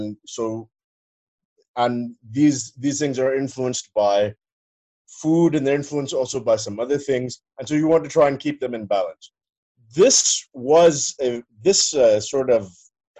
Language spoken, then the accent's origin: English; Pakistan; I'm Pakistani